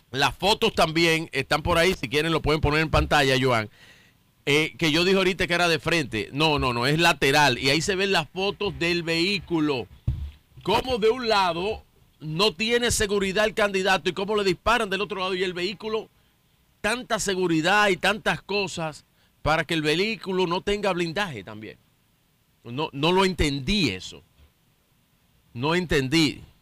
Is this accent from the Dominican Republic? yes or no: yes; Dominican Republic; nos, debe llenar a todos de orgullo y de esperanza como dominicanos.